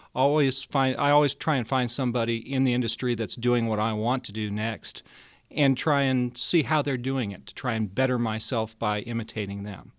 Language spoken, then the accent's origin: English; Denver, Colorado, United States; I grew up in Colorado, uh, born and raised in Denver